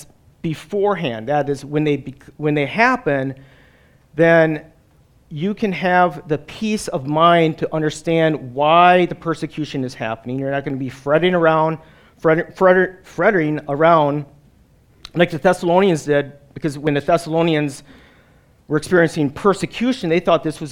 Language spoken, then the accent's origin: English; Wisconsin, United States; moved away as an adult; also born or lived in New Jersey; I'm a Wisconsinite. I grew up in Wisconsin and live in northern Wisconsin